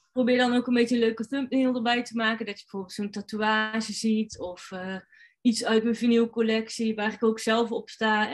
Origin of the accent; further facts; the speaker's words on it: North Brabant, Netherlands; als Brabander